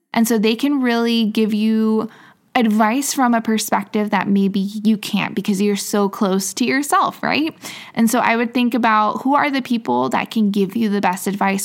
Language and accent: English; Midwest, United States; moved away as an adult; also born or lived in England; now in Miami, United States; I grew up in the Midwest and now I'm living in Miami, Florida